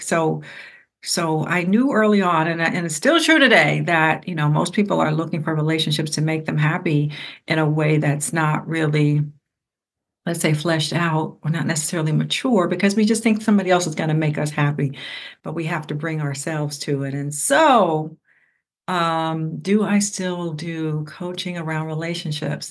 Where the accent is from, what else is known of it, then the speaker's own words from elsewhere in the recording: Ohio, United States; I'm from Ohio